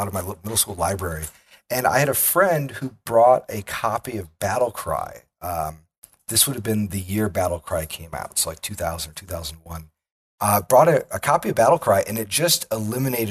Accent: Midwest, United States; Like a lot of people growing up in the Midwest, I grew up playing a lot of games.

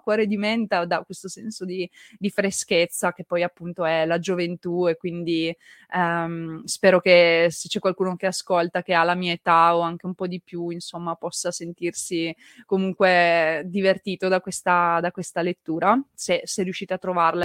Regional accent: Turin, Piedmont, Italy; Io sono piemontese, partivo da Torino

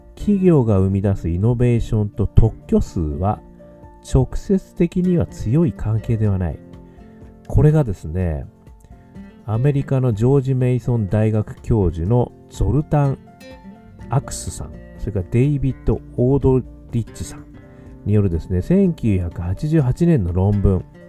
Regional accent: Hokkaido, Japan; now in Tokyo, Japan; 北海道生まれ

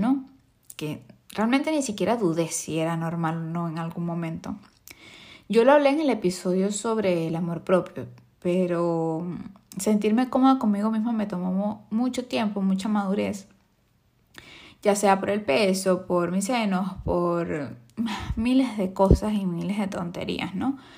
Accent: Venezuela; yo vengo de Venezuela

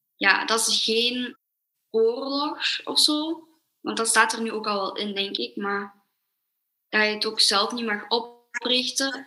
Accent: Belgium; ik ben 12 jaar en ik kom uit België.

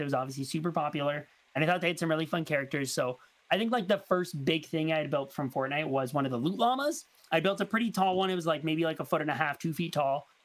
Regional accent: Canada; me being Canadian

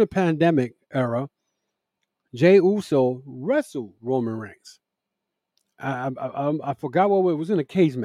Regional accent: New York City, New York, United States; Madison Square Garden, my hometown

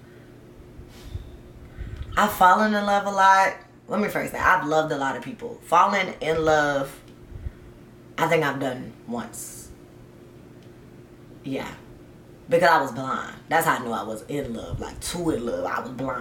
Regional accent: the South, United States; also born or lived in Georgia / Tennessee; I grew up in the South, okay? South. Georgia and Tennessee

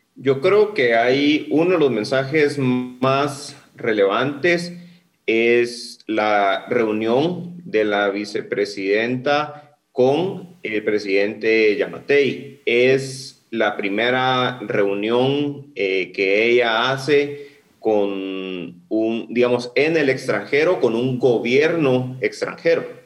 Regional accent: Guatemala; nosotros como guatemaltecos

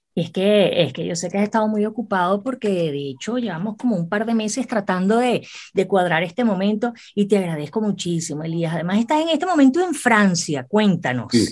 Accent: Venezuela; para mí como venezolana, me siento tan orgullosa

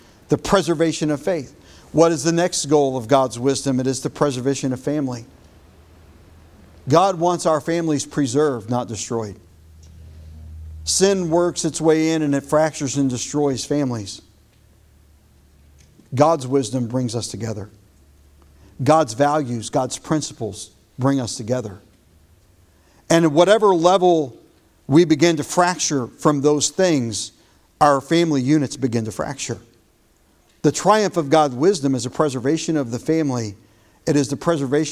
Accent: United States; as an American

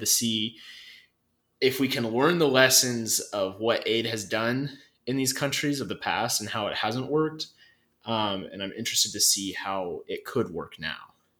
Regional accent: North Idaho, United States; me growing up in North Idaho

